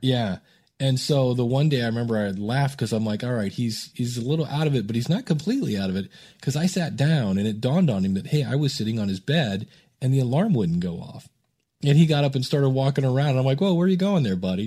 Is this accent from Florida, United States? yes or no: no; Akron, Ohio, United States; also born or lived in Cleveland, Ohio; I grew up in Akron, Ohio